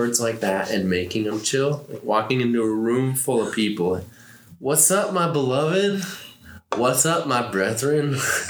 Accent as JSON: {"language": "English", "region": "Minnesota", "country": "United States", "said": "Because I'm Minnesotan and like Hey, I don't want to step on any toes."}